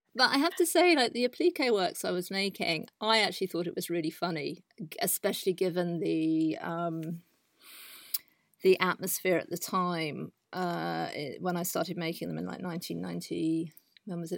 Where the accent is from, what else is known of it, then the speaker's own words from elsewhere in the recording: south of England, United Kingdom; moved away as an adult; also born or lived in London / Amsterdam, Netherlands; now in Netherlands; I am originally from England, and, um, I had a very English, um, background growing up in the south of the country.